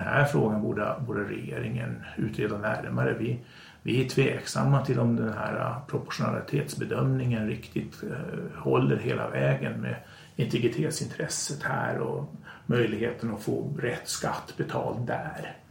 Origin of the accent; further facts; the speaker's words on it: Sweden; vi i Sverige